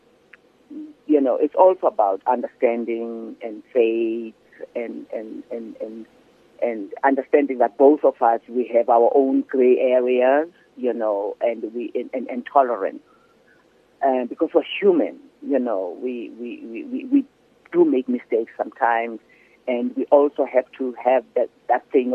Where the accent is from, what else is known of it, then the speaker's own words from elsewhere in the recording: Soweto, Gauteng, South Africa; moved away as an adult; also born or lived in New York, United States; I'm coming from Soweto